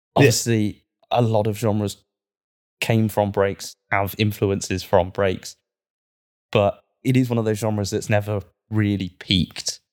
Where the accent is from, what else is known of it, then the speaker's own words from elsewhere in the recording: Cornwall, South West England, United Kingdom; now in Manchester, United Kingdom; I'm from Cornwall, I kind of grew up with that.